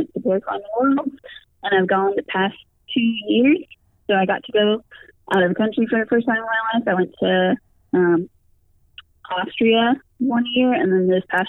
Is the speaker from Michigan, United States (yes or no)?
no; Florida, United States; I was climbing outside all the time, because I came from Florida. I moved to North Carolina specifically so I could be closer to the mountains